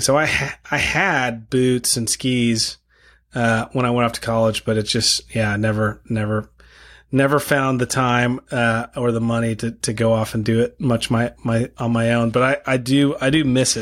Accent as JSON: {"language": "English", "town": "El Paso", "region": "Texas", "country": "United States", "tie": "born or raised there", "also_born_or_lived": "Moscow, Idaho", "moved": "as an adult", "said": "I grew up in El Paso, Texas"}